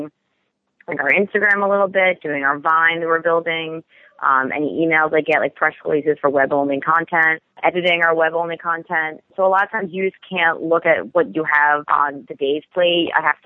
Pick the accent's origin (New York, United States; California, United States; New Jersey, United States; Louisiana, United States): New York, United States; Long Island; moved away as an adult; now in Boston, United States; I'm originally from Long Island, New York